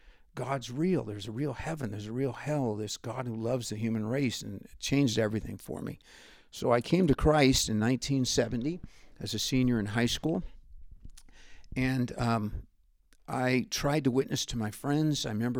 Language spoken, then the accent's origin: English; California, United States; also born or lived in Richmond; Well, I was born in Richmond Hospital in Richmond, California, and grew up on a cattle ranch halfway between Martinez and Pinole, California, about 5 miles away from civilization.